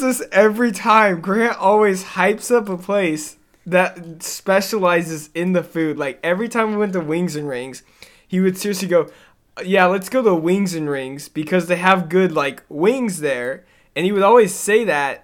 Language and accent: English; the South, United States; moved away; I'm from the South